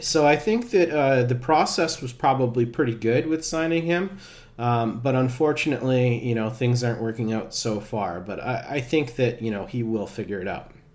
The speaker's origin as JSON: {"language": "English", "town": "Worcester", "region": "Massachusetts", "country": "United States", "tie": "born or raised there", "said": "Worcester, though? That's that's my hometown"}